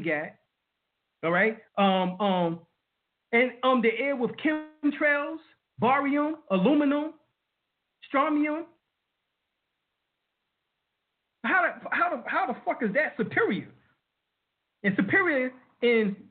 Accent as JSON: {"language": "English", "town": "New York City", "region": "New York", "country": "United States", "tie": "born or raised there", "said": "I was raised in Brooklyn, New York, Harlem, New York"}